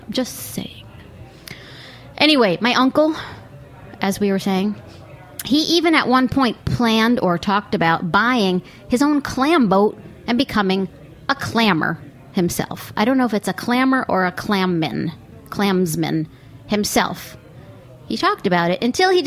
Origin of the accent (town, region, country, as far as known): Port Jefferson, New York, United States; born or raised there; also born or lived in Far Rockaway, New York